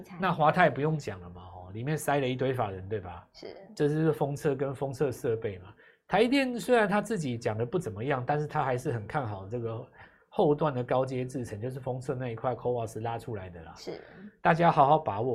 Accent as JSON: {"language": "Chinese", "country": "Taiwan", "said": "在我们台湾"}